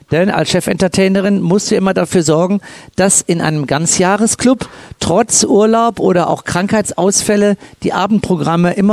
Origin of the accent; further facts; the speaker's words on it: Cologne, North Rhine-Westphalia, Germany; ihr könnt euch vorstellen, dass ich als Kölner mir es nicht entgehen lasse, bei der Eröffnungsveranstaltung einen kleinen Schwenk zu machen in Richtung Kölle